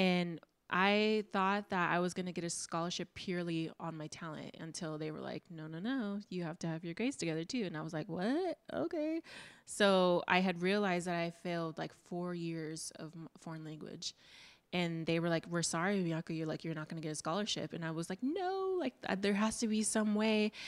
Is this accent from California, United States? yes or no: yes; Oxnard, California, United States; I go Oxnard